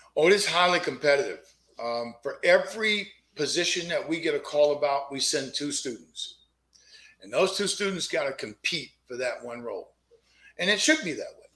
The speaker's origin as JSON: {"language": "English", "town": "Fort Pierce", "region": "Florida", "country": "United States", "tie": "born or raised there", "said": "It all started in a little old neighborhood in the projects of a southeast town called Fort Pierce, Florida"}